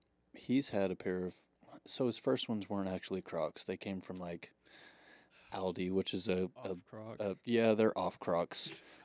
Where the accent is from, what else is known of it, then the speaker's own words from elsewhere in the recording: Tulsa, Oklahoma, United States; Tulsa, Oklahoma.